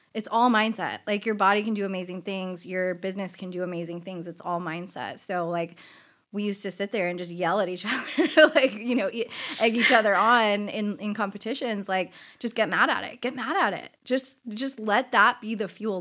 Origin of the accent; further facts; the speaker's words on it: San Diego, California, United States; I grew up in Rancho Bernardo